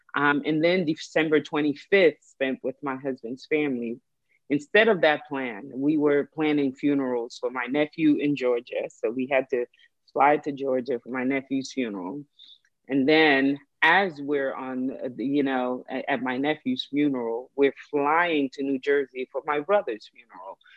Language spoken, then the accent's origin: English; Haiti; now in United States; I was born in Haiti